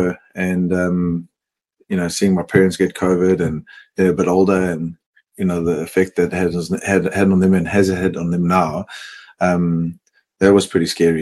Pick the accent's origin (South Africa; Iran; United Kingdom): South Africa; Johannesburg, Gauteng; moved away as an adult; also born or lived in Cape Town; now in Melbourne, Australia; I grew up in Johannesburg